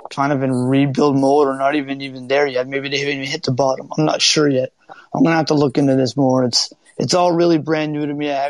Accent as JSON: {"language": "English", "region": "East Coast", "country": "United States", "said": "because I'm from the East"}